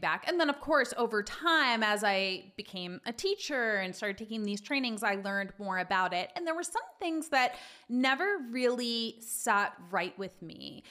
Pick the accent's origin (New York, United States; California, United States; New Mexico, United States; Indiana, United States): New York, United States; Long Island; also born or lived in Manhattan East Side, New York; I'm a native New Yorker. I grew up on Long Island